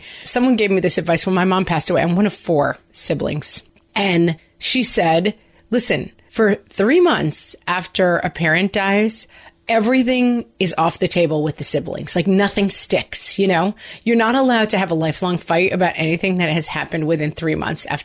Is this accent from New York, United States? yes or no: yes; New York, United States; as New Yorkers